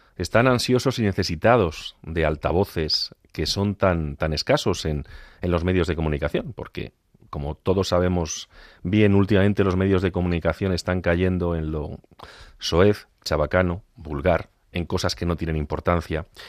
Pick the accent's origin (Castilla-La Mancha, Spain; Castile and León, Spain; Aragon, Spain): Castilla-La Mancha, Spain; Agudo; moved away; en mi pueblo, en Agudo